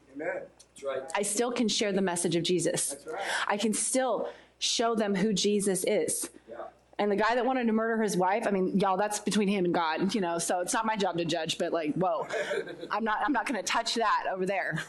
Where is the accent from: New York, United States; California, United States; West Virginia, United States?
California, United States; Poway; I'm from Poway, California